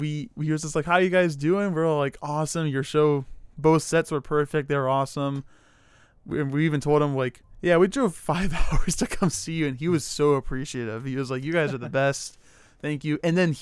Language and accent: English; Ohio, United States; I'm from Ohio.